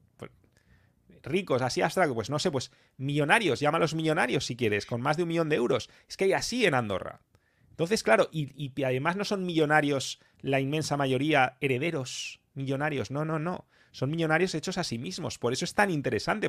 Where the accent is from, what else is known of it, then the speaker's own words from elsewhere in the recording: Spain; yo como español